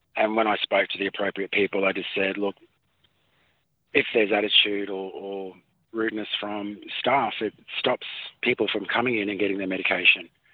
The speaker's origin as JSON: {"language": "English", "town": "Townsville", "region": "Queensland", "country": "Australia", "tie": "born or raised there", "moved": "yes", "lives_now": "Cherbourg, Australia", "said": "I was born in Townsville"}